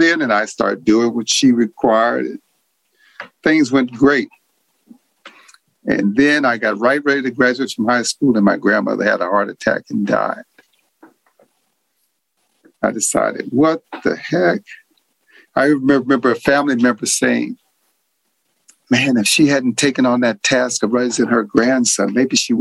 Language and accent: English; California, United States; also born or lived in New Orleans, Louisiana; I was born in New Orleans, but we came to California when I was 7